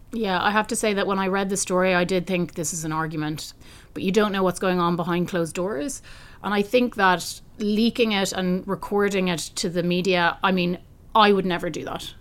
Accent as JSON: {"language": "English", "country": "Ireland", "said": "I come from Ireland that really really benefited from European membership"}